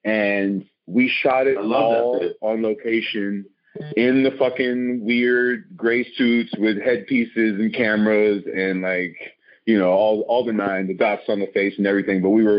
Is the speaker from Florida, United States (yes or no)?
yes; Ocala, Florida, United States; moved away as an adult; also born or lived in Washington, D.C. / New York; I grew up in Ocala, Florida. Podunk town in the middle of the swamp. Central Florida, like... Yeah, in the middle of nowhere out there. It was actually a beautiful experience growing up there. Small town life is great